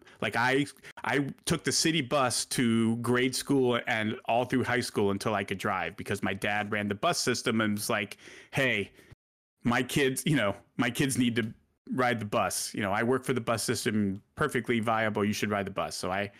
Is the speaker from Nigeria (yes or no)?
no; Milwaukee, Wisconsin, United States; also born or lived in Puerto Rico / Mexico City; I was born in Puerto Rico when my dad was in the Coast Guard, And then we moved to Milwaukee because Puerto Rico to Milwaukee is a pretty well-known pipeline.